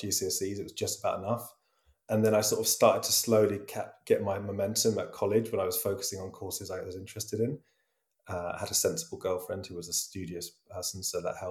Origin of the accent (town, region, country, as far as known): Brighton, South East England, United Kingdom; born or raised there; moved away as an adult; also born or lived in London; now in Amsterdam, Netherlands